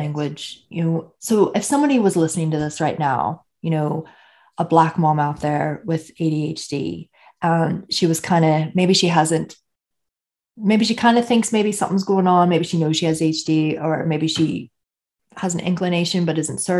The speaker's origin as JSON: {"language": "English", "region": "Northern Ireland", "country": "United Kingdom", "said": "I'm from Northern Ireland"}